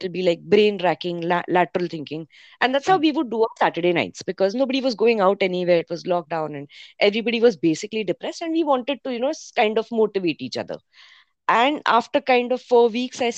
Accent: Mumbai, Maharashtra, India; I grew up in Bombay

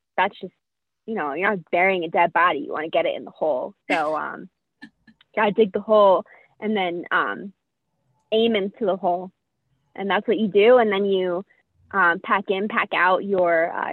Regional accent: New Jersey, United States; moved away as an adult; we're both really loud because we're from New Jersey

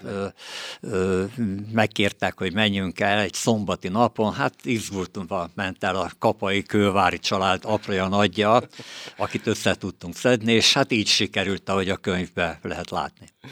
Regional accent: Veszprém, Veszprém County, Hungary; moved away as an adult; now in Márkó, Hungary; a Temetőhegy, ahol mi is születtünk, éltünk gyerekkorunkba

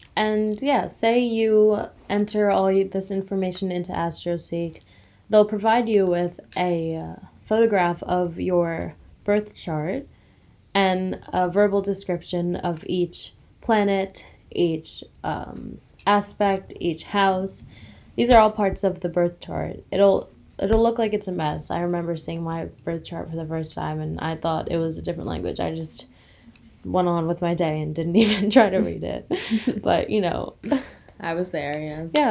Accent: Long Island, New York, United States; I grew up and I live on Long Island

